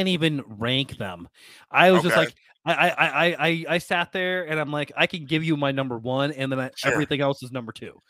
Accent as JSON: {"language": "English", "region": "Iowa", "country": "United States", "said": "I'm from Iowa"}